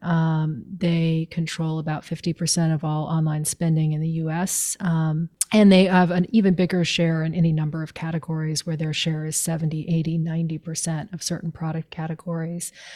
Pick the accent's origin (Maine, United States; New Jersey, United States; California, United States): Maine, United States; I grew up in Maine